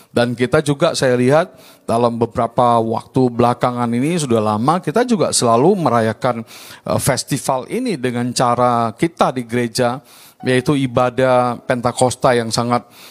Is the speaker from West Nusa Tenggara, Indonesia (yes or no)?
no; Medan, North Sumatra, Indonesia; also born or lived in Baguio, Philippines; Saya India, Indonesia, dibesarkan di lingkungan Chinese. Mulai dari saya kecil lahir di kampung Madras